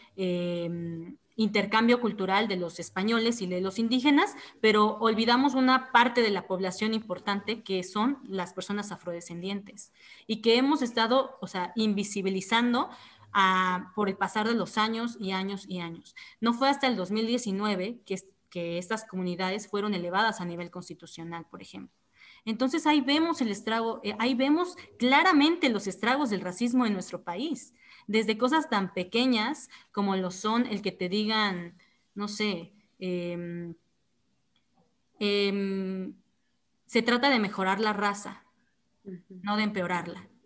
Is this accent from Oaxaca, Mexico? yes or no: yes; Oaxaca, Mexico; soy oaxaqueña, orgullosamente oaxaqueña